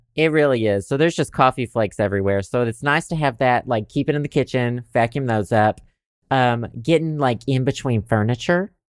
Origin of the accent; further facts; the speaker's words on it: Southern United States, United States; accent: Southern; my Southern accent